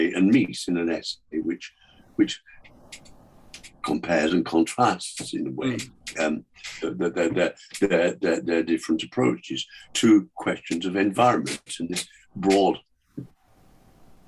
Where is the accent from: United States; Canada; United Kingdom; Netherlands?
United Kingdom; north of England; one of the only two bookshops in my hometown, north of England